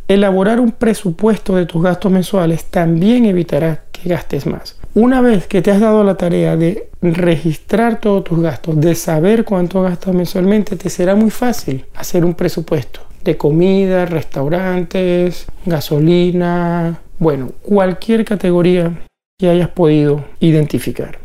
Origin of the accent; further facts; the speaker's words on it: Venezuela; Venezuela, es el país de donde vengo